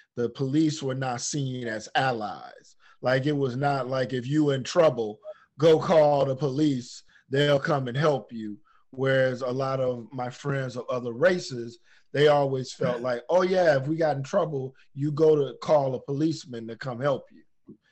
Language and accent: English; Detroit, Michigan, United States; growing up in Detroit.